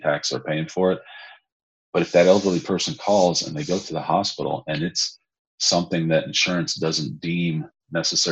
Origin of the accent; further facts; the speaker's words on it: McKinney, Texas, United States; also born or lived in Chicago; I'm originally from McKinney, Texas, just north of Dallas